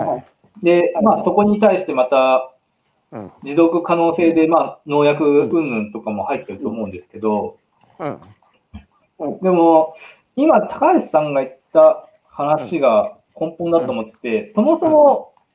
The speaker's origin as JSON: {"language": "Japanese", "town": "Tahara", "region": "Aichi", "country": "Japan", "tie": "born or raised there", "said": "農業の大生産地に生まれ育って"}